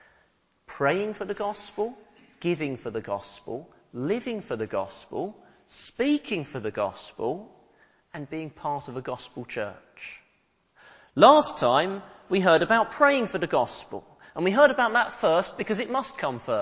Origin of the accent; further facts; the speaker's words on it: Hemel Hempstead, East of England, United Kingdom; the town of Hemel Hempstead, my hometown